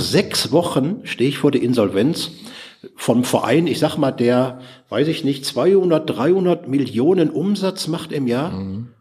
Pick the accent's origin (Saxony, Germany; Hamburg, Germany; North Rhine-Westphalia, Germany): North Rhine-Westphalia, Germany; Ruhr area; bei uns im Ruhrpott